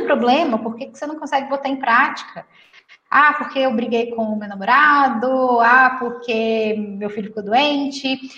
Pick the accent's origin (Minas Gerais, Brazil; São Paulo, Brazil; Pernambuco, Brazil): Minas Gerais, Brazil; eu sou mineira